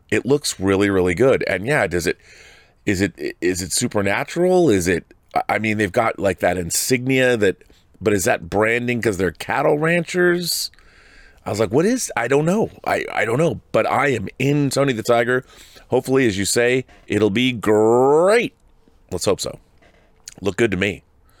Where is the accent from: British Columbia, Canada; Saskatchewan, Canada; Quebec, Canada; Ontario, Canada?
Saskatchewan, Canada; Regina; I went to see a play at the Globe Theater in my hometown of, is it Regina, Saskatchewan, called The Alice Nocturne